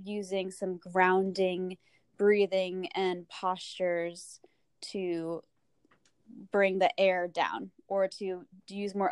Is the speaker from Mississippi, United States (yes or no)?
no; Rhode Island, United States; I am from Rhode Island.